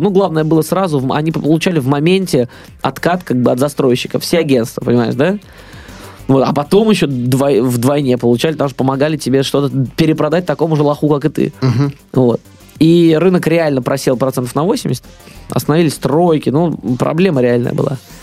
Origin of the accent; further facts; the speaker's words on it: Russia; я вообще из России